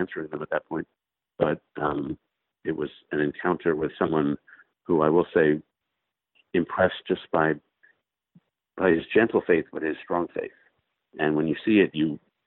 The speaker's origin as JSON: {"language": "English", "town": "New York City", "region": "New York", "country": "United States", "tie": "born or raised there", "moved": "yes", "lives_now": "Washington, United States", "said": "I grew up in New York City and live in Washington."}